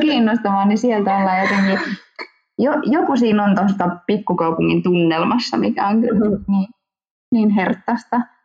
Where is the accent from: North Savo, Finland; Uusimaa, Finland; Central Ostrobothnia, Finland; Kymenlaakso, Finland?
Kymenlaakso, Finland; Hamina; mä olen Haminasta pikkukaupungista